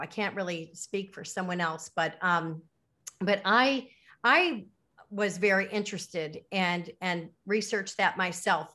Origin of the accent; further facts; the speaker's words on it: Lake Forest, Illinois, United States; moved away as an adult; also born or lived in Miami, Florida / Chicago; now in Caribbean; I was born in Miami, but I grew up in Lake Forest, Illinois